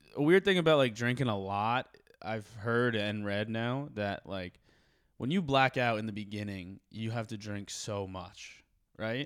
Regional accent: Morristown, New Jersey, United States; I'm from Morristown, Jersey

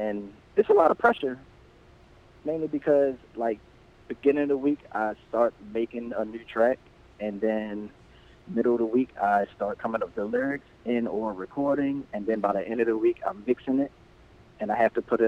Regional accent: Baltimore, Maryland, United States; when they found out I was from Baltimore

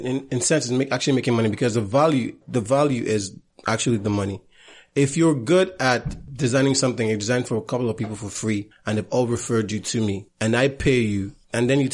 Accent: Bayelsa, Nigeria; I'm from Bayelsa State. I'm Ijo

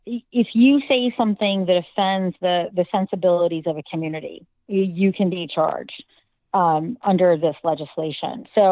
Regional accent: United States; also born or lived in California; as an American

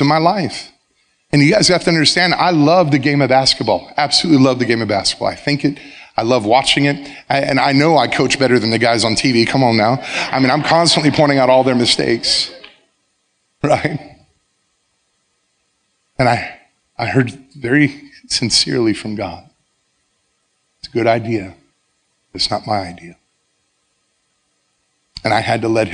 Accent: South Florida, United States; moved away as an adult; also born or lived in Baker County, Florida; I started at John I. Leonard High School, my hometown. The high school I graduated from

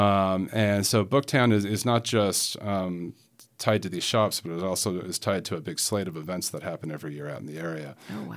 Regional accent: Salt Lake City, Utah, United States; moved away as an adult; now in Featherston, New Zealand; born and bred in Salt Lake City, Utah. Um, now living in uh, Featherston, New Zealand

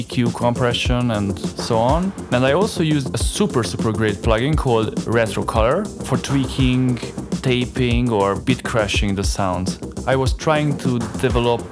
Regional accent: Budapest, Hungary; I grew up in Budapest, in Hungary

